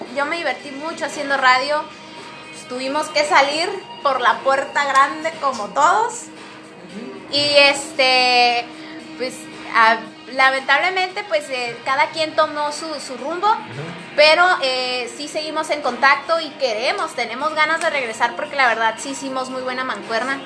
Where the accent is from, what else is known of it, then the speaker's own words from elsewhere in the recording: Mexico; vengo allá de México, de México